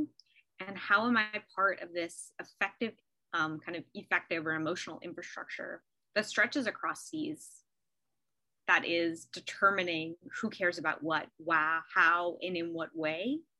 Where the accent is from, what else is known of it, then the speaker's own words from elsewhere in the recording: United States; as an American